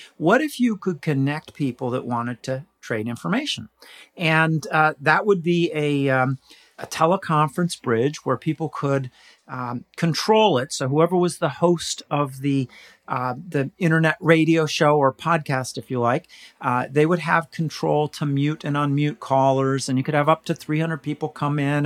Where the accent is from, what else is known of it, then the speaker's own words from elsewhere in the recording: California, United States; moved away as an adult; now in Pittsburgh, United States; I was born in California